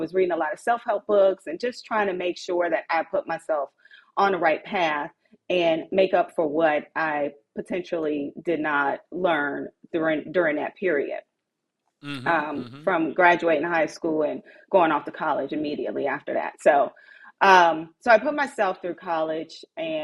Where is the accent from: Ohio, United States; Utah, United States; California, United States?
Ohio, United States; Cincinnati; I was raised in Cincinnati, in the hood, in the projects, is where I came from.